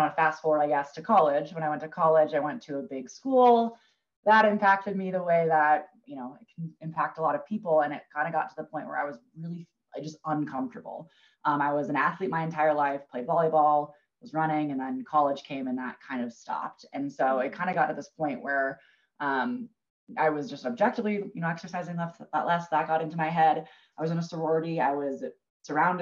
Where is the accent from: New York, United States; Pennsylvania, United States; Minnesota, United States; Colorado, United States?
Minnesota, United States; moved away as an adult; also born or lived in Kansas / Kansas City, Missouri; now in Denver, United States; I'm from Minnesota originally. So we grew up camping northern Minnesota